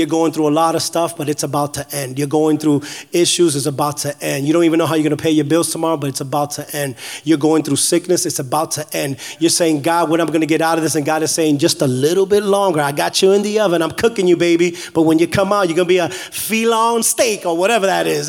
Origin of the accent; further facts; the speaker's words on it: New York City, New York, United States; also born or lived in New England; now in Florida, United States; I grew up in the South Bronx in the projects